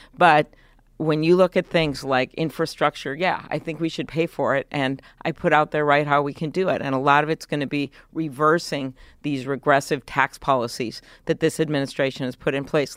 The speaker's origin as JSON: {"language": "English", "region": "Midwest", "country": "United States", "said": "I am from the Midwest."}